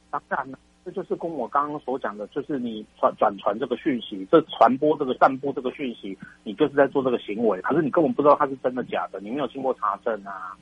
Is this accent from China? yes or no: no; Taiwan; 我们台湾人， 台湾的国民